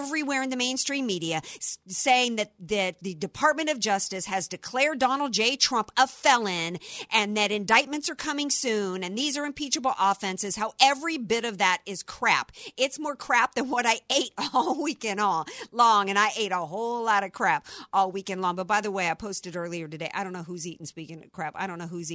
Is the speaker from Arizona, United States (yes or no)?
no; New Orleans, Louisiana, United States; I come from New Orleans